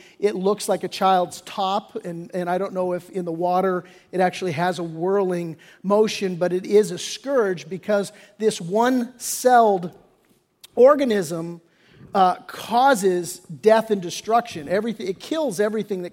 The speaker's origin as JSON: {"language": "English", "town": "Redondo Beach", "region": "California", "country": "United States", "tie": "born or raised there", "said": "I grew up down in Redondo Beach area"}